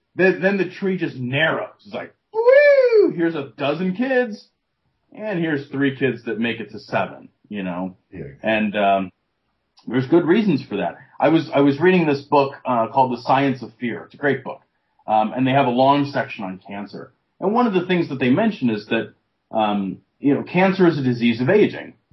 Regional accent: United States; as an American

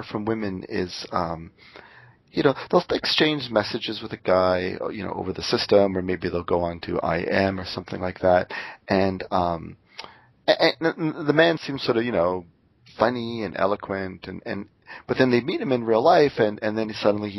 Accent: Canada; moved away as an adult; also born or lived in Seattle; I'm Canadian

